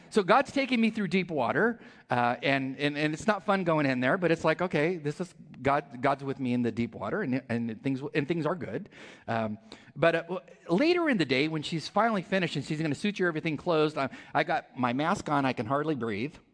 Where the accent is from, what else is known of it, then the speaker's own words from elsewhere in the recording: California, United States; I'm from California, she's from California. So we connected immediately